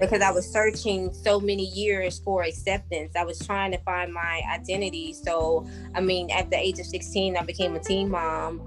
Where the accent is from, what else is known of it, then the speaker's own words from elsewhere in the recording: New Orleans, Louisiana, United States; I grew up in New Orleans.